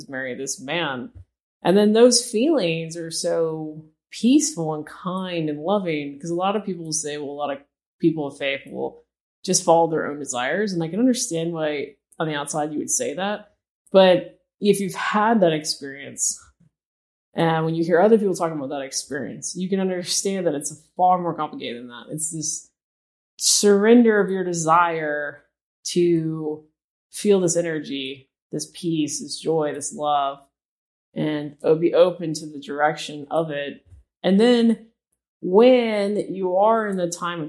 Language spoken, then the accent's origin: English; Knoxville, Tennessee, United States; I felt God telling me to go to the University of Tennessee, which I'm from Knoxville